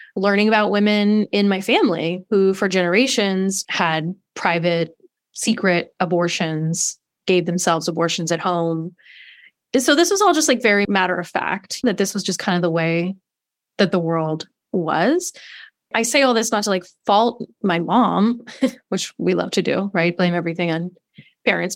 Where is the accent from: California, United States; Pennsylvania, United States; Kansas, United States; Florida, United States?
California, United States; Los Angeles; I was raised in Los Angeles by a mother